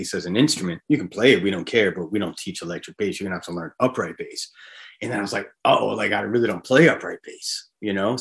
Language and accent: English; Hampton Beach, New Hampshire, United States; I grew up on Hampton Beach, New Hampshire.